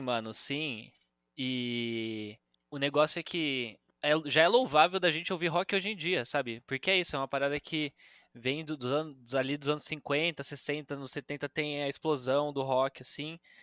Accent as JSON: {"language": "Portuguese", "town": "Campinas", "region": "São Paulo", "country": "Brazil", "moved": "yes", "lives_now": "São Paulo, Brazil", "said": "eu sou de Campinas, por isso bugrino"}